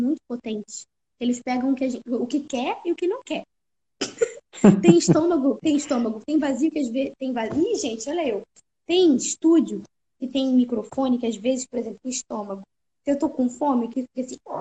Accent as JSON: {"language": "Portuguese", "region": "Rio de Janeiro", "country": "Brazil", "said": "E eu sou do Rio"}